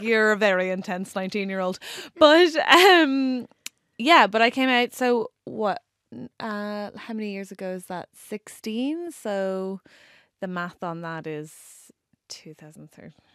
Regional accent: Ireland; accent: Irish; moved away as an adult; now in England; being Irish

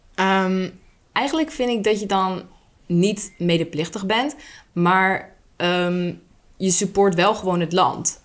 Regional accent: Vlaardingen, South Holland, Netherlands; now in Schiedam, Netherlands; ben ik geboren in Vlaardingen

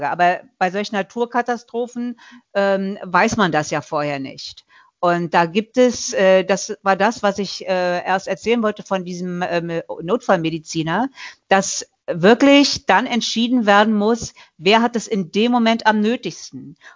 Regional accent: Mecklenburg-Vorpommern, Germany; ich sag mal so, ich komme ja aus Mecklenburg-Vorpommern.

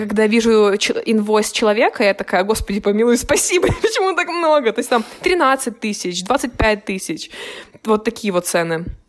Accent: Kyiv, Ukraine; moved away; я из Украины

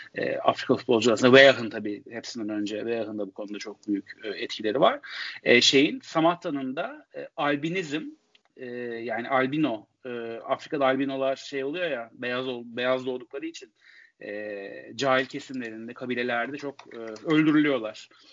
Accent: Istanbul, Turkey; Bir Kadıköylüyüm. Ee, Kadıköy'de yaşayamıyorum şu anda.

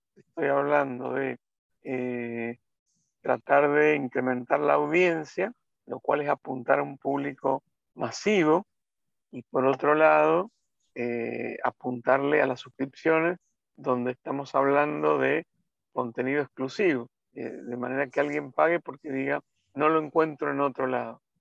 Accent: Mendoza, Argentina; moved away as an adult; also born or lived in Buenos Aires; Yo soy mendocino

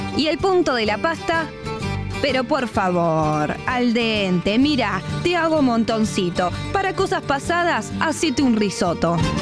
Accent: Argentina; ¿Qué me van a hablar a mí de italianidad si nací en Argentina?

